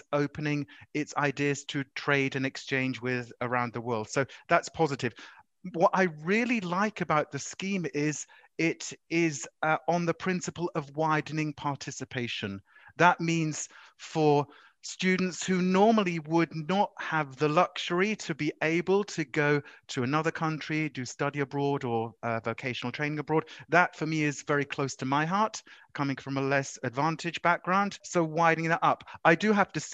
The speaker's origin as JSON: {"language": "English", "country": "United Kingdom", "tie": "born or raised there", "also_born_or_lived": "Spain / France", "moved": "as an adult", "lives_now": "Switzerland", "said": "I grew up in the UK. My education was in the UK. So, of course, I'm very British in that sense"}